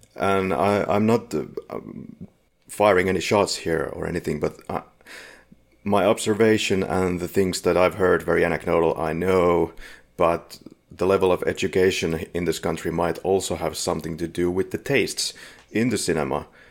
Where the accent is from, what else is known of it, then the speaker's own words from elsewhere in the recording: Finland; We're from Finland